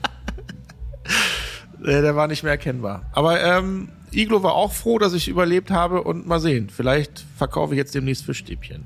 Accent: Großenaspe, Schleswig-Holstein, Germany; aus da, wo ich herkomme, äh, großen Aspe

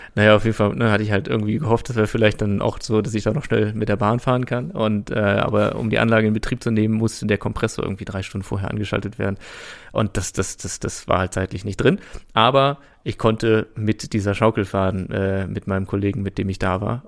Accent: Brüggen, North Rhine-Westphalia, Germany; moved away; das ist quasi meine alte Heimat

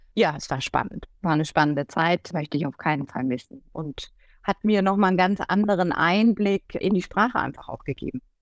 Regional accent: Schweinfurt, Bavaria, Germany; first language German; moved away as an adult; also born or lived in Würzburg / Volkach; now in Munich, Germany; ich bin in Würzburg geboren, ich bin in Schweinfurt aufgewachsen zum Großteil und in Volkach, also da so im Main-Bereich sozusagen.

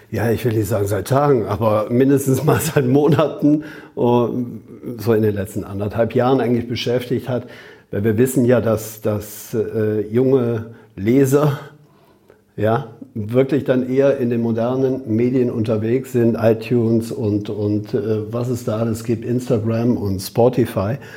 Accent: Rhineland, Germany; Also wer mich dann als Rheinländer kennt, weiß, dass der Rheinländer ja an sich ohne Punkt und Komma redet.

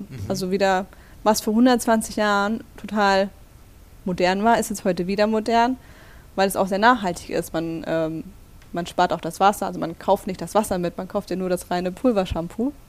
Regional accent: Black Forest, Baden-Württemberg, Germany; moved away as an adult; also born or lived in Stuttgart; now in Berlin, Germany; ich komme aus Baden-Württemberg

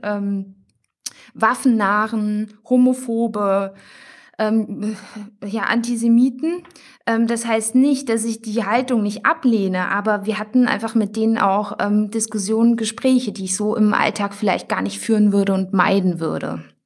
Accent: Thuringia, Germany; Wir kommen ursprünglich aus Thüringen

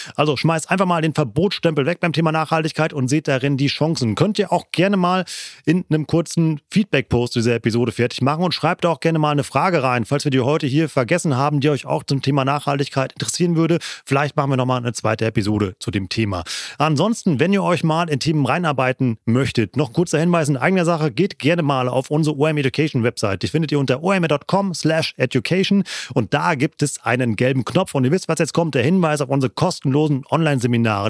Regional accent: Siegerland, North Rhine-Westphalia, Germany; meine Heimatregion, das Siegerland

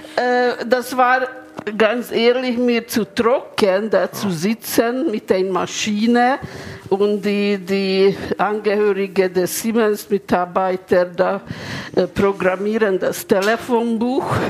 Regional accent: Budapest, Hungary; German is a second language; moved away as an adult; now in Munich, Germany; Ich bin in Ungarn geboren, in Budapest

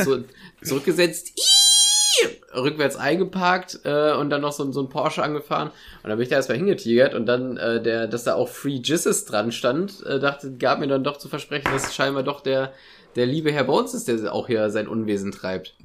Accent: Germany; wie stolz ich darauf bin, Deutscher zu sein

